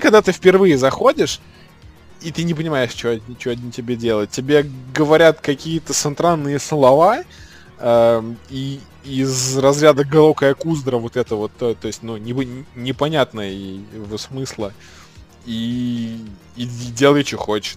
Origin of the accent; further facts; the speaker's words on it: Saratov, Saratov Oblast, Russia; now in Moscow, Russia; я как бы приехал в, в, ну, в родной город